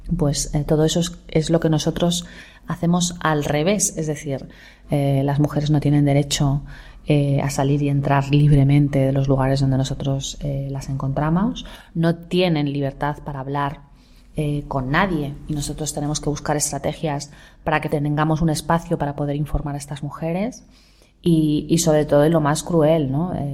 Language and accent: Spanish; Spain; como española